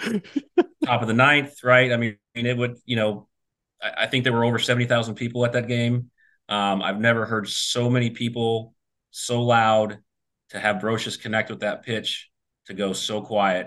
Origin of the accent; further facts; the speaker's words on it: Grand Rapids, Michigan, United States; I grew up in Grand Rapids, Michigan